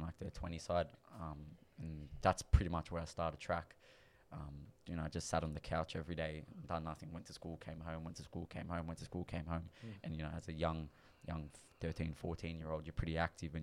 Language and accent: English; Sydney, New South Wales, Australia; also born or lived in London, United Kingdom; I'm a Western Sydney boy, so I grew up in the Wetherill Park area